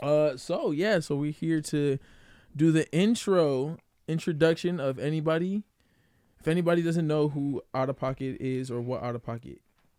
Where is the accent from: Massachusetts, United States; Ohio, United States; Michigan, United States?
Michigan, United States; Grand Rapids; I was born and raised here in Grand Rapids, actually moving soon out of here, but not too far, you know, going to Chicago